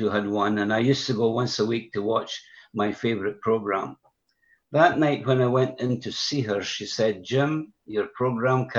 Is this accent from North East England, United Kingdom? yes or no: no; Broxburn, Scotland, United Kingdom; I was raised in a Christian home, and by that I mean that my parents were believers and they fellowshipped at a small assembly in my hometown called Broxburn, 12 miles west of the city of Edinburgh.